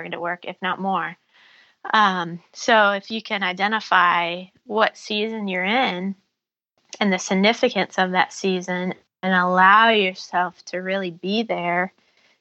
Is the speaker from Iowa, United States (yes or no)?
yes; Iowa, United States; growing up in Iowa